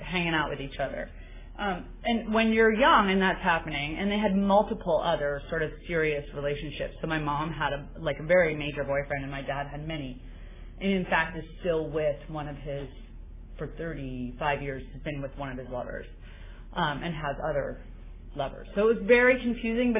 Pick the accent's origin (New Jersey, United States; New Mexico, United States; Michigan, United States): New Mexico, United States; now in San Francisco, United States; I grew up in New Mexico